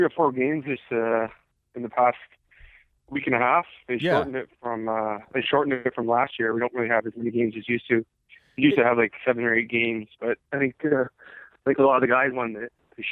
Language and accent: English; Toronto, Ontario, Canada; growing up in Canada, growing up where I am from, it's the mecca of hockey. It's Toronto. Mimico is basically Toronto